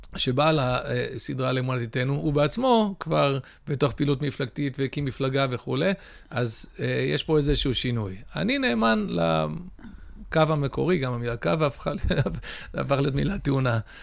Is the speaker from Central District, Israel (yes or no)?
yes; Ra'anana, Central District, Israel; also born or lived in United States; נולדתי בארצות הברית לפני 48 שנים. אה, עלינו לארץ בשנת תשמ"ד, שיש קוראים מכנים אותה תשד"מ, שזה 1984. אה, גדלתי ברעננה